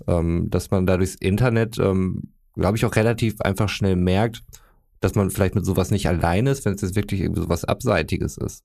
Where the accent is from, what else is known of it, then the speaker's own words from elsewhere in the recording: North Rhine-Westphalia, Germany; wir sind aus Westfalen